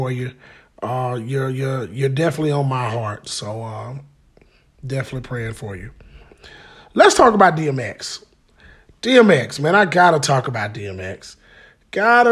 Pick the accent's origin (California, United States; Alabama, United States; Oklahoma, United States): Alabama, United States; Birmingham; I am from Fountain Heights, 1408 16th Street North, off the four-way